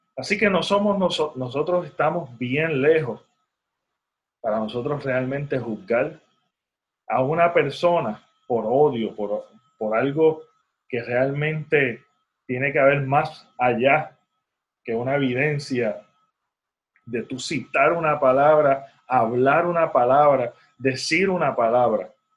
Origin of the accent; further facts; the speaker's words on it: Puerto Rico; accent: Puerto Rican; mi acento puertorriqueño